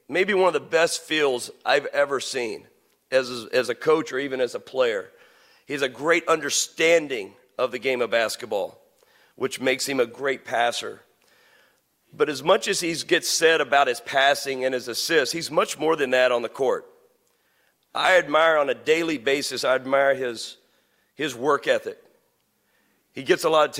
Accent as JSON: {"language": "English", "region": "Western Kentucky", "country": "United States", "tie": "born or raised there", "moved": "yes", "lives_now": "St. Louis, United States", "said": "Growing up in Western Kentucky, which is big, big Cardinal territory"}